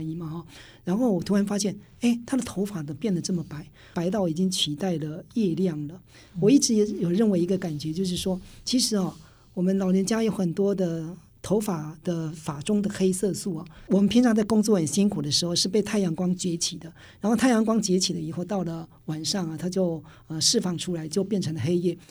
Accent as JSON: {"language": "Chinese", "country": "Taiwan", "tie": "born or raised there", "said": "我就是客家庄长大的小孩子"}